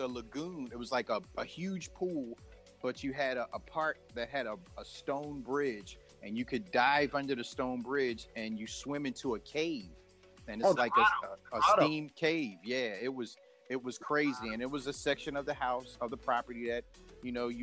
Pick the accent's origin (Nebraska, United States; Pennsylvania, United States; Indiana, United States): Pennsylvania, United States; Philadelphia; moved away; when I go back to Philly, you know, I'm on, you know, behind a microphone, and then, you know, it's my hometown.